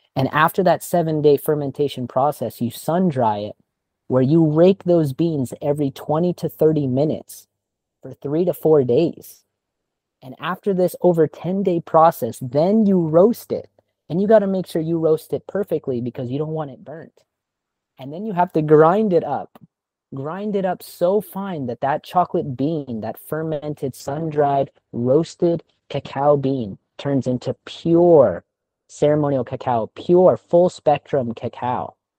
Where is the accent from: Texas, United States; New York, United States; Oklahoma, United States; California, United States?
California, United States; now in Thailand; I'm from California